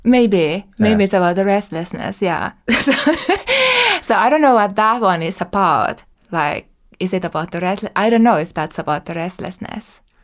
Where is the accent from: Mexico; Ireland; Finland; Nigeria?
Finland; Asikkala, Päijät-Häme; I'm originally from Asikkala, South Finland.